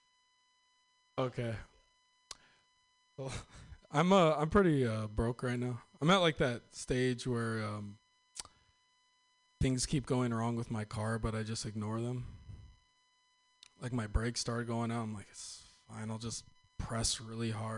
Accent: Northern California, United States; I am from Northern California

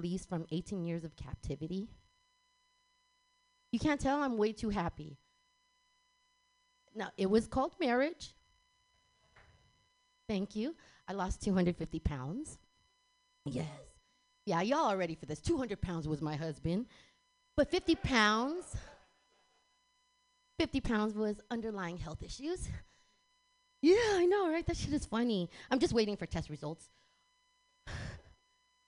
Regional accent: San Francisco, California, United States; moved away as an adult; also born or lived in Texas; I was born and raised here in San Francisco

